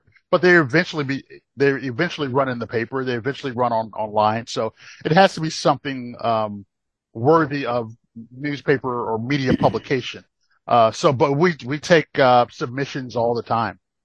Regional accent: Rocky Mount, North Carolina, United States; also born or lived in Brooklyn, New York; now in Atlanta, United States; growing up in Brooklyn and growing up in, growing up in giant Brooklyn, New York, and then moving to tiny Rocky Mountain, North Carolina.

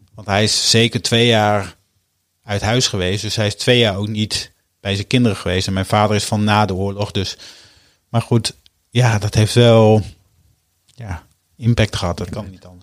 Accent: Hoogkerk, Groningen, Netherlands; moved away as an adult; now in Utrecht, Netherlands; Ik ben geboren en getogen in Hoogkerk, een dorpje vlak onder Groningen. Daar heb ik eh, mijn eerste 20 jaar van mijn leven eh, doorgebracht

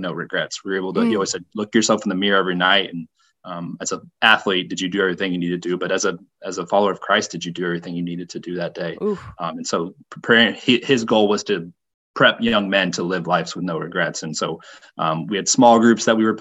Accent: Indianapolis, Indiana, United States; I grew up in the Indianapolis area

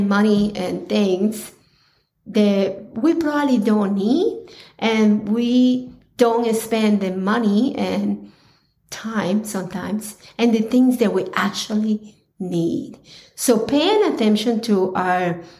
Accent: Colombia; growing up in Colombia

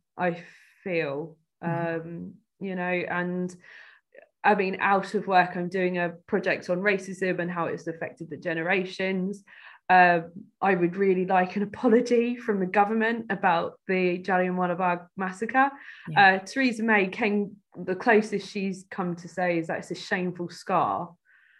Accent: Cambridge, East of England, United Kingdom; growing up in Cambridge, it wasn't easy, you know, kind of elite university city

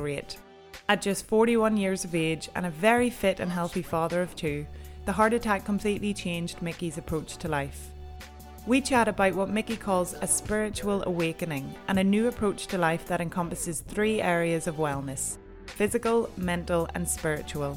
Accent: County Down, Northern Ireland, United Kingdom; I'm a Down woman

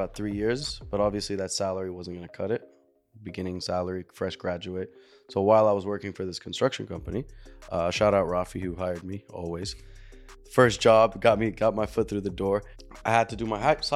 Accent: Houston, Texas, United States; moved away as an adult; now in Dubai, United Arab Emirates; growing up in Houston, Texas

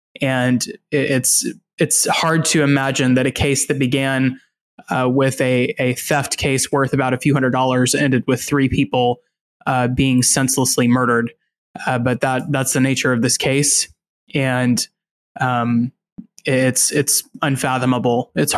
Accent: Dallas area and East Texas, United States; I grew up in the Dallas area and in East Texas, so it was a lot of the geography of this case is familiar to me.

